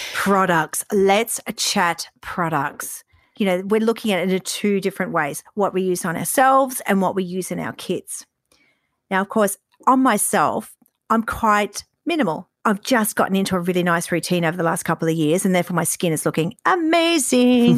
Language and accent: English; Queensland, Australia; growing up in Queensland